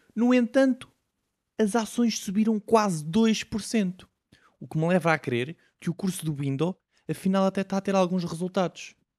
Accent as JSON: {"language": "Portuguese", "country": "Portugal", "said": "como bom tuga que sou"}